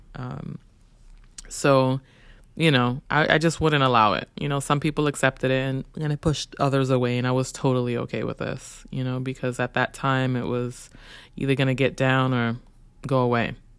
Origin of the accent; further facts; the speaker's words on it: New York City, New York, United States; growing up in Brooklyn